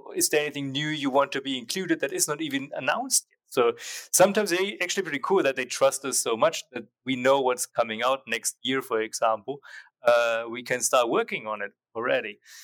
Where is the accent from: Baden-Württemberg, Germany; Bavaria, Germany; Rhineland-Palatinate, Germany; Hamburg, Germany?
Bavaria, Germany; Nuremberg; moved away as an adult; I went back to Germany and they opened up an office near my hometown, Nuremberg